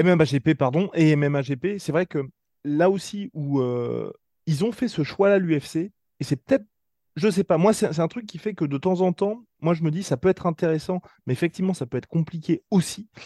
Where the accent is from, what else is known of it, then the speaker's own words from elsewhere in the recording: France; On est français